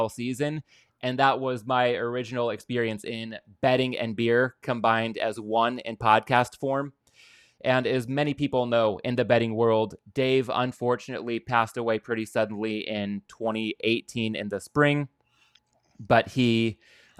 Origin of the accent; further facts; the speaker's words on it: Southern California, United States; I'm born and raised in Southern California